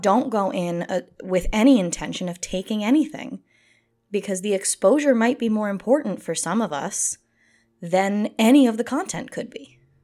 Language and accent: English; United States; as an American person